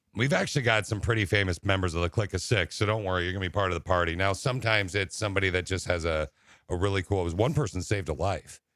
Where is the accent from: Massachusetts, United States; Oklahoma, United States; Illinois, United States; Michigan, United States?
Michigan, United States; Lansing; I was raised in Lansing